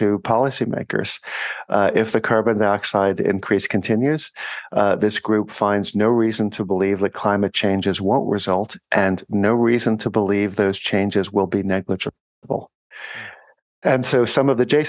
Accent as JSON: {"language": "English", "town": "New York City", "region": "New York", "country": "United States", "said": "I'm from New York City"}